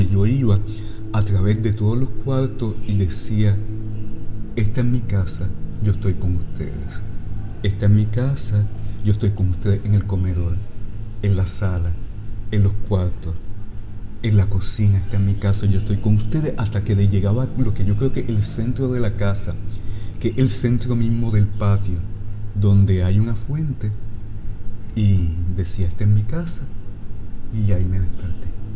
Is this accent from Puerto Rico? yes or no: yes; Lajas, Puerto Rico; yo crecí en una casa en Lajas, que es la casa de mis bisabuelos